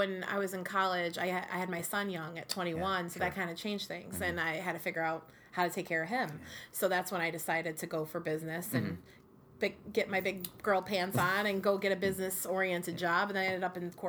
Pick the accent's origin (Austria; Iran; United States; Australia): United States; Utica, New York; born or raised there